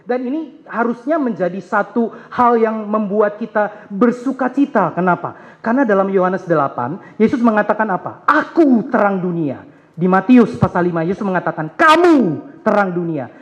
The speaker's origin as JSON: {"language": "Indonesian", "town": "Ambon", "region": "Maluku", "country": "Indonesia", "also_born_or_lived": "Jakarta", "said": "saya orang Ambon"}